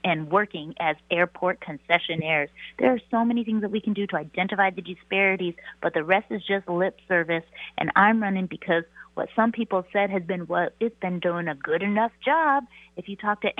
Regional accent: Seattle, Washington, United States; I was born and raised in the Seattle area.

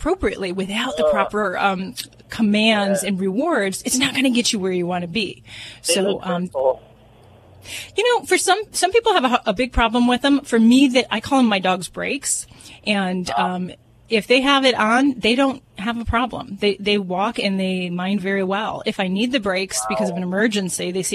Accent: Las Vegas, Nevada, United States; I'm from Vegas

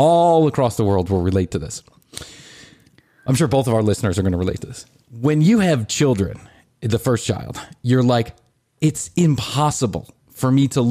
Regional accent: Chicago, Illinois, United States; We come from Chicago

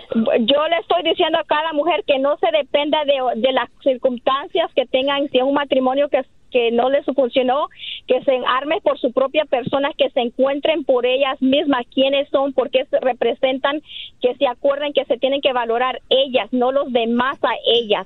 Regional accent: Los Angeles, California, United States; also born or lived in Honduras; crecí en Honduras hasta los nueve y me vine a Los Ángeles a los casi a los nueve y medio

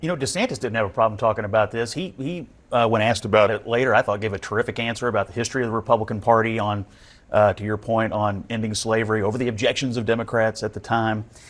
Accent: Kentucky, United States; I'm from Kentucky

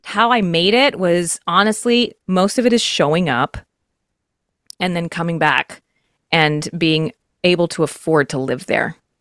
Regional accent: Texas, United States; I'm from Texas

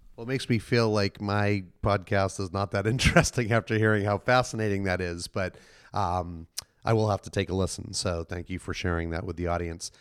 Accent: Boston, Massachusetts, United States; moved away; I'm from Boston originally

